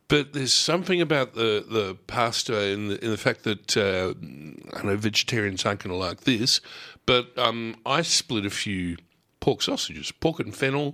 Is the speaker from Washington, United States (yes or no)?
no; Bronx, New York, United States; Hey, I'm right. I'm from the Bronx, okay? Don't mess with me.